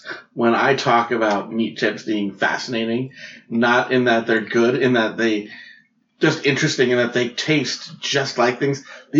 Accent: New York, United States; I grew up in New York.

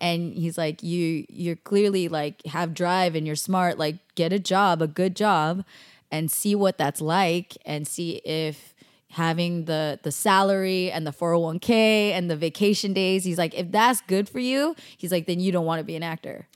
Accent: Bay Area, California, United States; moved away as an adult; also born or lived in Davis, California / Daly City, California / San Jose, California / Cupertino, California; now in Los Angeles, United States; total Bay Area girl

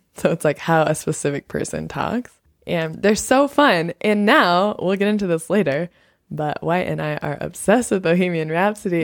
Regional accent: United States; as an American

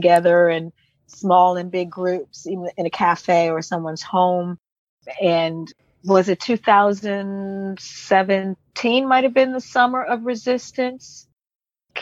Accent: Washington, District of Columbia, United States; moved away as an adult; now in Sweden; I'm from Washington, D.C. and grew up in Washington, D.C. when it was called Chocolate City

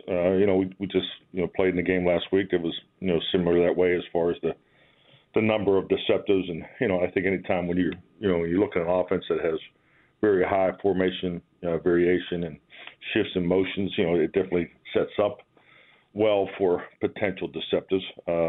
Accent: Pittsburgh, Pennsylvania, United States; moved away; just being a kid growing up in Pittsburgh.

